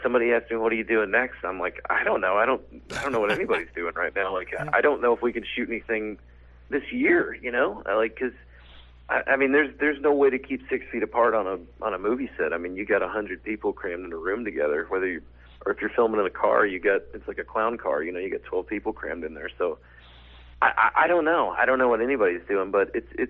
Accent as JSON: {"language": "English", "region": "Arkansas", "country": "United States", "said": "a Southern guy, I'm from Arkansas"}